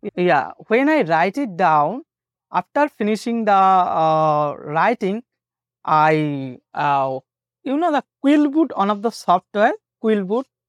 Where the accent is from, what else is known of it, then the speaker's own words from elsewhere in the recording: Bengal, India; first language Bengali; English is a second language; My native language is, I am a Bengali